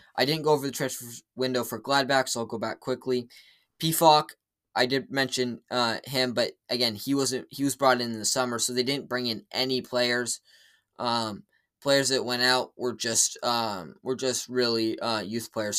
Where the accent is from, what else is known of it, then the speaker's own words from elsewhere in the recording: United States; as an American